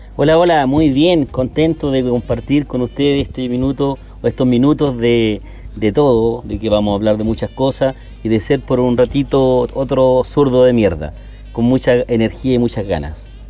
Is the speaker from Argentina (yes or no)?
no; Puente Alto, Santiago Metropolitan Region, Chile; yo soy de Puente Alto